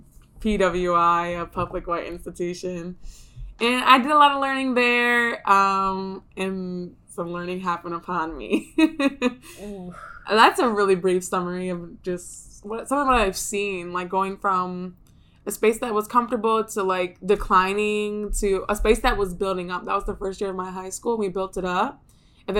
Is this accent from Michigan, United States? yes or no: yes; Ypsilanti, Michigan, United States; I grew up outside of Detroit in a suburb called Ypsilanti.